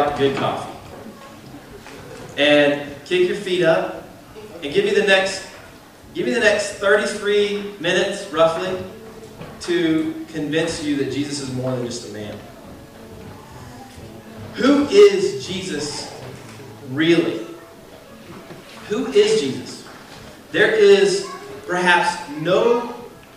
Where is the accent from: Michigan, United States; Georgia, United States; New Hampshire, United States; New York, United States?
Georgia, United States; accent: southern; You guys are going to have to forgive my southern accent. I'm a Georgia boy.